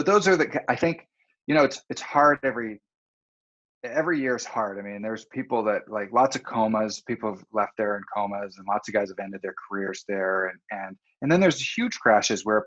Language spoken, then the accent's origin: English; North Vancouver, British Columbia, Canada; also born or lived in Whistler; I grew up in Deep Cove and on the North Shore in Vancouver